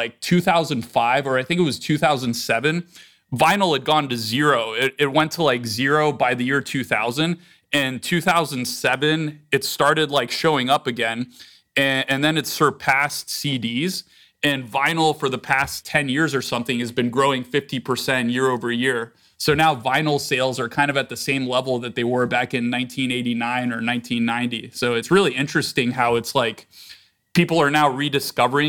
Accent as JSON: {"language": "English", "region": "Northern Virginia", "country": "United States", "tie": "born or raised there", "moved": "as an adult", "said": "I grew up on the East Coast near Washington, D.C. in Northern Virginia."}